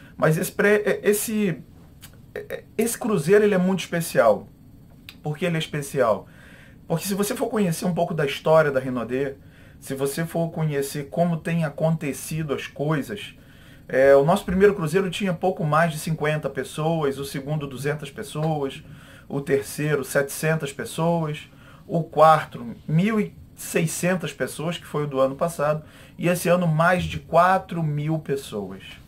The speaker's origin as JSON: {"language": "Portuguese", "region": "Rio de Janeiro", "country": "Brazil", "said": "eu sou é, do Rio de Janeiro"}